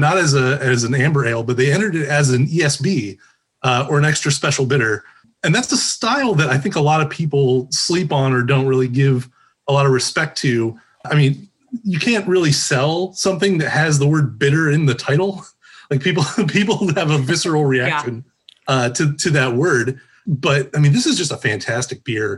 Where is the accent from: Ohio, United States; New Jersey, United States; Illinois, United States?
Ohio, United States; just south of Sandusky, Northern; also born or lived in Toledo, Ohio / Bowling Green, Ohio; now in Columbus, United States; I grew up in Northern Ohio, just south of Sandusky, Ohio